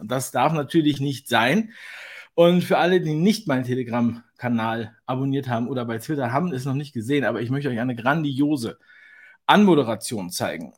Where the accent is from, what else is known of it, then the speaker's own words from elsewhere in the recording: Berlin, Germany; ich bin ja Berliner, geborener Berliner.